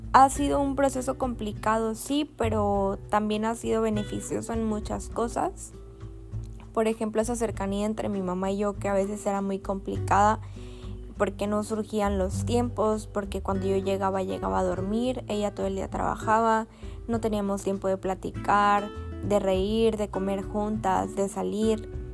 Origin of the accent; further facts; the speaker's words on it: Altamira, Tamaulipas, Mexico; soy de Altamira, Tamaulipas